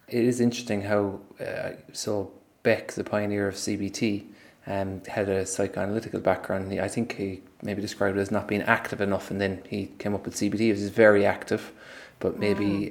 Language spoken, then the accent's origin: English; Ireland; us as an Irish people